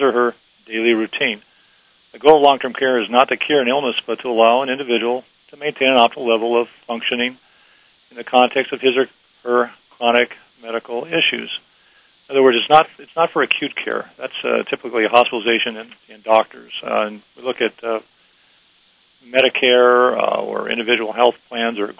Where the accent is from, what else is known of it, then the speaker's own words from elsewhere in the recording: Los Angeles, California, United States; I was born and raised in Los Angeles